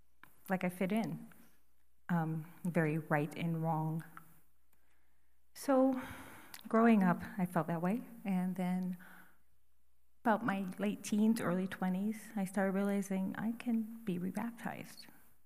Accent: Missouri, United States; also born or lived in Wisconsin; I grew up in Missouri and Wisconsin City churches.

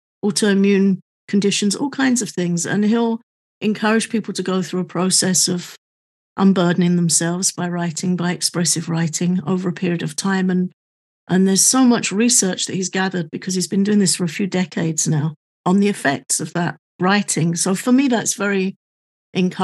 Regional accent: United Kingdom; I'm also British

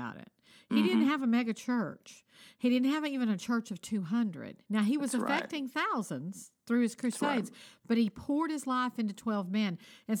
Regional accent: United States; I'm American

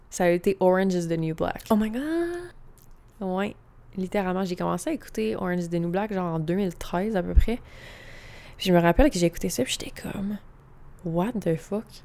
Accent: Quebec, Canada

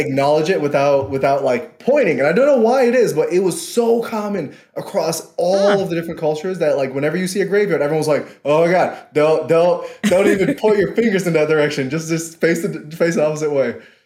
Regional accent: New York City, New York, United States; moved away as an adult; I'm from Queens

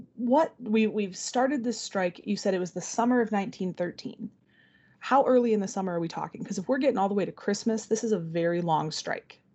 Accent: Benton Harbor, Michigan, United States; also born or lived in Wisconsin; I grew up in the Benton Harbor area

